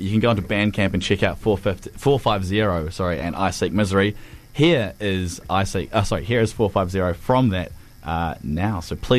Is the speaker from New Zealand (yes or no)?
yes; Cromwell, Otago, New Zealand; born or raised there